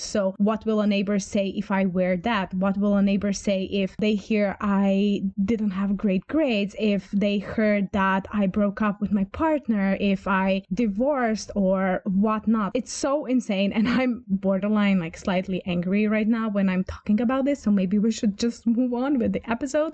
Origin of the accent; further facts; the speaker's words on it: Croatia; English is a second language; I am from Croatia, meaning from the Balkans